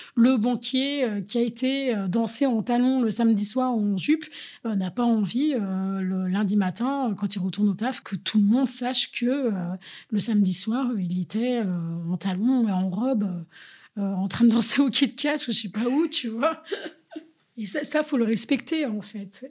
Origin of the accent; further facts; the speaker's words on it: Paris, Île-de-France, France; moved away as an adult; also born or lived in London; now in Berlin, Germany; avec ma culture de française, euh, je viens de Paris